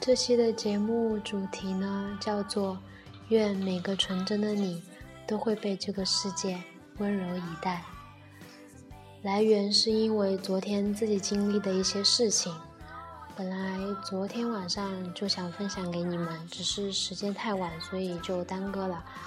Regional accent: Nanchang, Jiangxi, China; 他又问我是哪里的人，然后我说我是南昌的

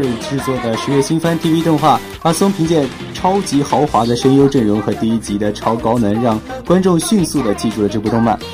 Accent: China; 我们中国人的观念

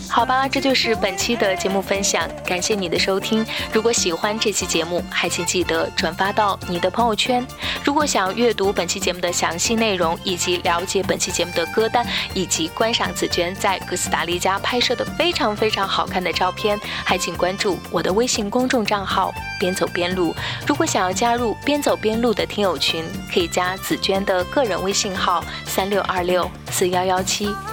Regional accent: Shaanxi, China; accent: Shaanxi dialect; now in Toronto, Canada; 在我们的陕西土话中，将西红柿叫做杨柿子

